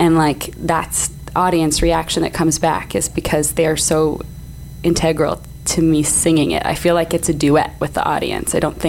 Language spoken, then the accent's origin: English; Canada; I am Canadian, it's true.